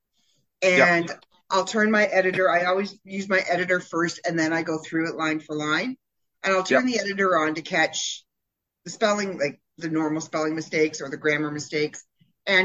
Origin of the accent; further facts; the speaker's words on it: Canada; being Canadian